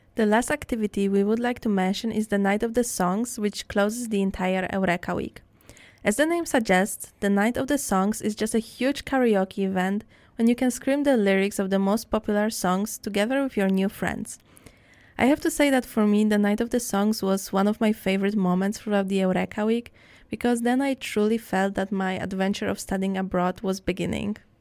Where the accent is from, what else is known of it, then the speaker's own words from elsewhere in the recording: Poland; moved away as an adult; now in Netherlands; my home country, which is Poland